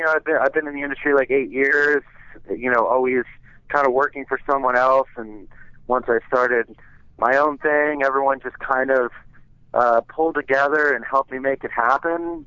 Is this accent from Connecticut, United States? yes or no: yes; Westport, Connecticut, United States; moved away; my hometown paper back in Westport, Connecticut